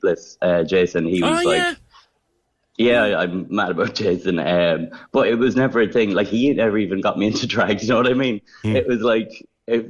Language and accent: English; Ireland; accent: Irish; also born or lived in Gran Canaria; now in Scotland, United Kingdom